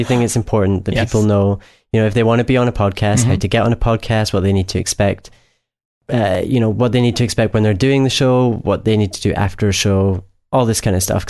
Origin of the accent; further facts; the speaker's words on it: Scotland, United Kingdom; … from Scotland